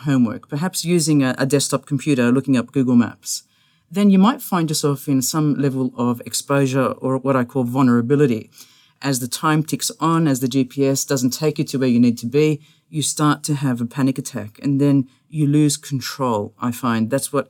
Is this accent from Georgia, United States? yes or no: no; Indiana, United States; I'm not from here. I'm from Indiana.